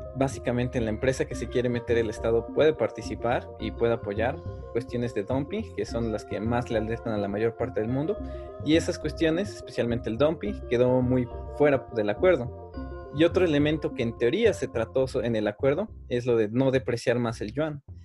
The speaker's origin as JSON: {"language": "Spanish", "country": "Mexico", "said": "como nosotros, como ciudadanos mexicanos"}